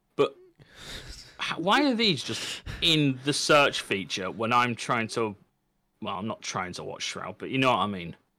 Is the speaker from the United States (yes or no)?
no; England, United Kingdom; I can say I'm from the United Kingdom, I can say I'm British, and I can say I'm English, but the one which matters to me is English